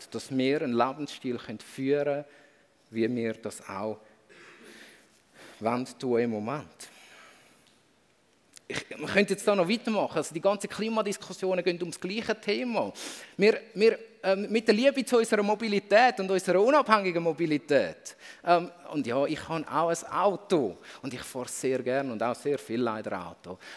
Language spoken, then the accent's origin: German; Switzerland; wenn ich plötzlich merke, ich bin als Schweizer nie auf der Opferseite von dem Gebot.